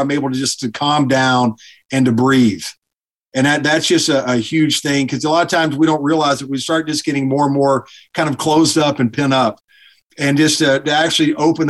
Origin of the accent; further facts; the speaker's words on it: Alabama, United States; Grew up in Alabama